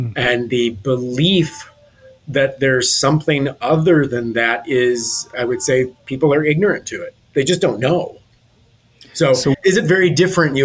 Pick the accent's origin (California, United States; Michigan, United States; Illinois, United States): Michigan, United States; Detroit; moved away as an adult; now in Fort Lauderdale, United States; I'm originally from Detroit